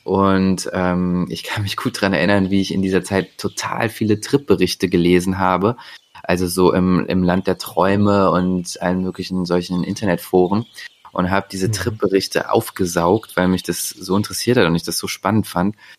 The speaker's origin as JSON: {"language": "German", "town": "Bonn", "region": "North Rhine-Westphalia", "country": "Germany", "moved": "yes", "lives_now": "Leipzig, Germany", "said": "ich komme ursprünglich aus Bonn, äh, wohne aktuell in Leipzig"}